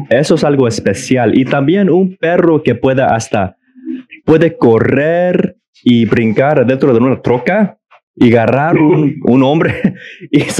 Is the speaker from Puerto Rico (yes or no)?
no; Mexico; now in United States; yo vengo de México y, y en, en el pueblito de mi papá